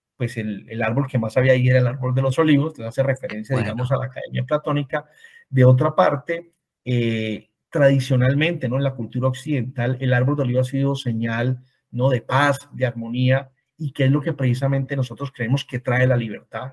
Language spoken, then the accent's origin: Spanish; Cali, Valle del Cauca, Colombia; also born or lived in Bogotá, Colombia; yo em, nací en Cali, Colombia, estudié en Bogotá, en la Universidad Javeriana